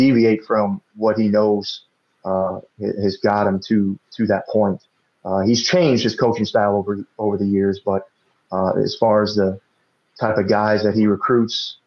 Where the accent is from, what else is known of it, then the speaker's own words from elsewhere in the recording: Chicago, Illinois, United States; moved away as an adult; also born or lived in Wayne, Nebraska; I grew up in Chicago my whole life, moving out to Wayne, Nebraska